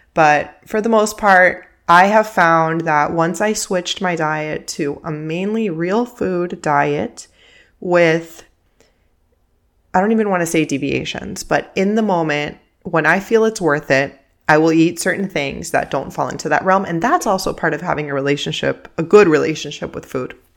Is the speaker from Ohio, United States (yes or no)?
no; Miami, Florida, United States; first language Spanish; English is a second language; I grew up in Miami, and I'm living in Miami right now